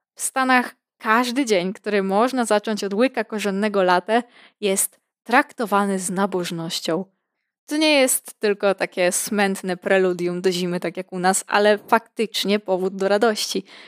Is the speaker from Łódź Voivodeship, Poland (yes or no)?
no; Podlaskie Voivodeship, Poland; ja pochodzę z regionu wyjątkowego, nazwijmy to niedotkniętego ludzką ręką zagłady, spustoszenia i kapitalizmu. Regionu, z którego wywodzą się tak nieskazitelne rzeczy jak Puszcza Białowieska, grzubry, sery korycińskie